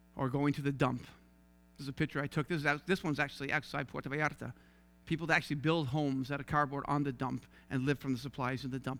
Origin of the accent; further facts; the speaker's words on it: St. John's, Newfoundland and Labrador, Canada; accent: Newfie; moved away as an adult; also born or lived in Toronto; I was raised in Saint John's, Newfoundland